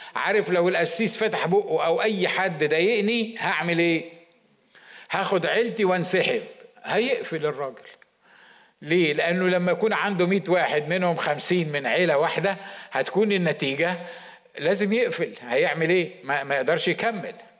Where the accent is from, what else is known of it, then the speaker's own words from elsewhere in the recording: Egypt; إحنا كمصريين